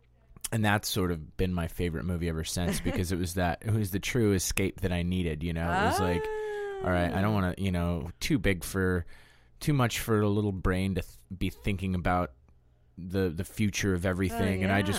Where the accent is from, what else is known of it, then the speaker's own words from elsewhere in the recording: Denver, Colorado, United States; I grew up in Denver, Colorado, mainly in the suburbs. I was born in Denver, but then just sort of, like, homogenized in the suburbs and surrounded with that sort of vibe.